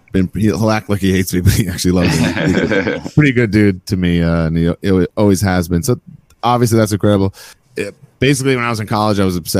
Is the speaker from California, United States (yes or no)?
no; New York, United States; born or raised there